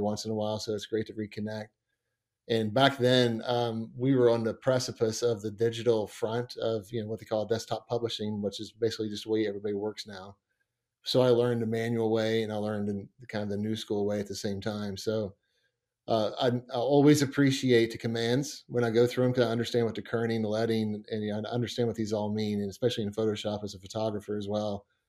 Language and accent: English; Montgomery, West Virginia, United States; growing up around Montgomery, West Virginia.